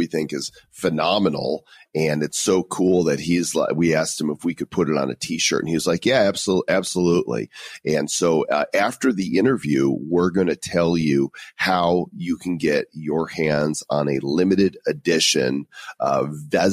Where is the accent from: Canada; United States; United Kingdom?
United States; I'm American.